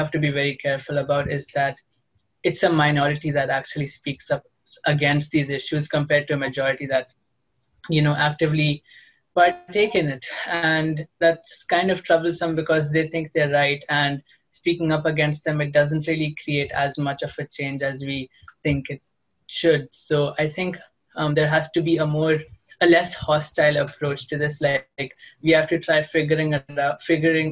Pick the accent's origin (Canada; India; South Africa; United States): India; now in United Arab Emirates; I'm from India, but I live in the UAE.